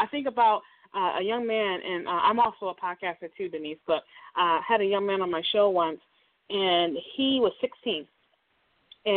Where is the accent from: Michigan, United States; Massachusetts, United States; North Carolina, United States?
Michigan, United States; Detroit; growing up in Detroit, my house that we grew up in was like 100 years old